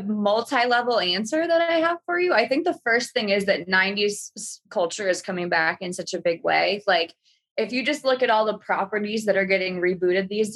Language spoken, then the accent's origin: English; Minnesota, United States; as a Minnesotan, as somebody who borders Canada